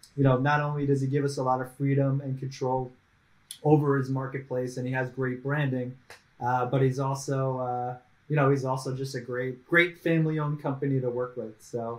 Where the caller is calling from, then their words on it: Raleigh, North Carolina, United States; No, I'm blessed. I'm in Raleigh, North Carolina, on the east coast of the United States, and it's it's about like 17 degrees C